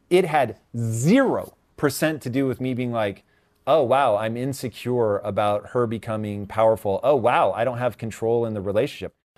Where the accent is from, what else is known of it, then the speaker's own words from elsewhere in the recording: Tacoma, Washington, United States; growing up in Tacoma, Washington